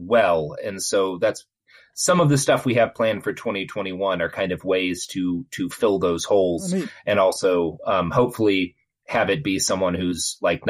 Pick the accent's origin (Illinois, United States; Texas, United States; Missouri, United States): Texas, United States; I grew up in Texas